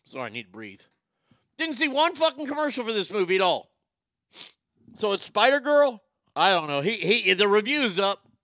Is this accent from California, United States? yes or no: no; Texas, United States; I grew up here in Texas